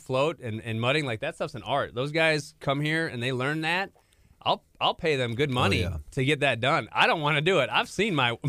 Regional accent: Minnesota, United States; moved away as an adult; I'm from Minnesota.

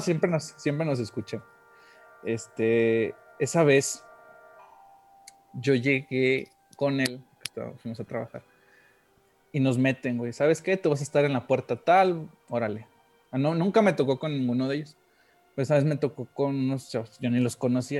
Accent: Monterrey, Nuevo León, Mexico; moved away; also born or lived in Guanajuato; Yo que soy nacido allá en Monterrey y que estaba, bueno, mucha parte de mi infancia me he ido allá

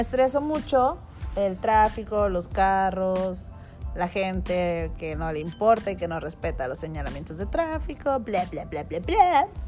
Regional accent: Tijuana, Baja California, Mexico; Soy de Tijuana

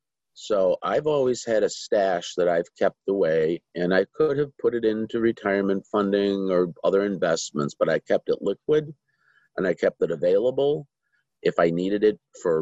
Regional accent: Chicago, Illinois, United States; I was. South side of Chicago. Went to St. Bede's Grammar School, went to St. Ignatius High School, and then spent 4 years at the University of Notre Dame.

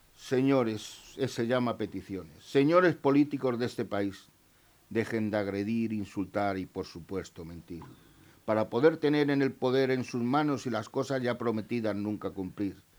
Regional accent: Spain

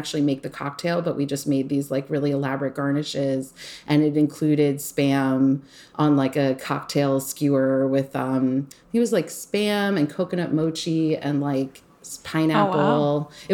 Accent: Long Island, New York, United States; growing up on Long Island with like a hippie mom

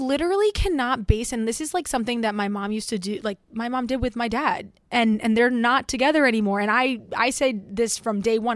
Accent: Florida, United States; moved away; I grew up in Florida for most of my life

